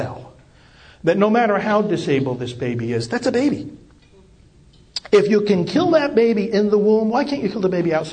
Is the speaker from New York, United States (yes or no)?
yes; New York, United States; moved away as an adult; now in Titusville, United States; I'm originally from New York